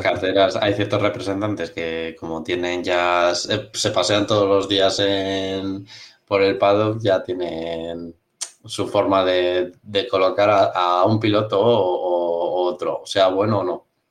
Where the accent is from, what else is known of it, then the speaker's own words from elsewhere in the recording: Spain; nosotros como españoles